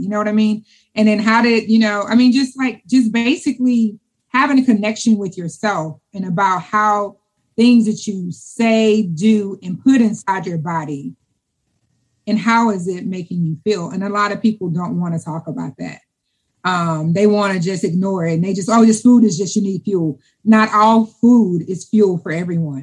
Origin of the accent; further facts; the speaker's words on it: Louisiana, United States; I'm from Louisiana.